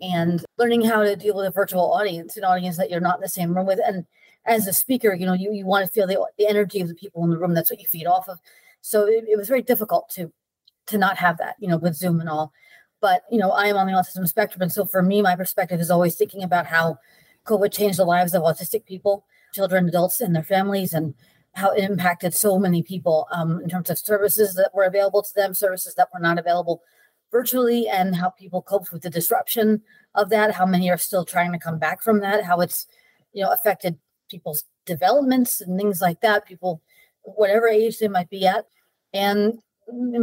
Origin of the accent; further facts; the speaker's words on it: Port Jefferson, New York, United States; I was born in Port Jefferson, New York, which is a little town on Long Island